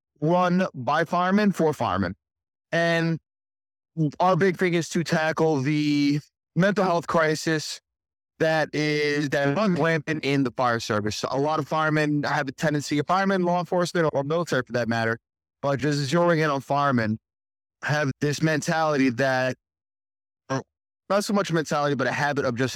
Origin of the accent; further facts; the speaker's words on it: New York City, New York, United States; also born or lived in Staten Island; Born and raised in Brooklyn, New York